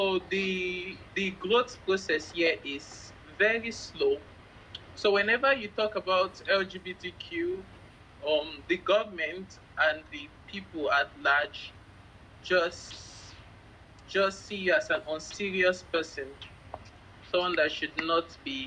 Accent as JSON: {"language": "English", "region": "Lagos", "country": "Nigeria", "tie": "born or raised there", "said": "I'm from Lagos, Nigeria."}